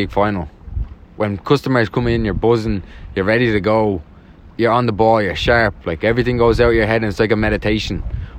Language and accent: English; Dublin, Leinster, Ireland; From Nutgrove Avenue, South Dublin.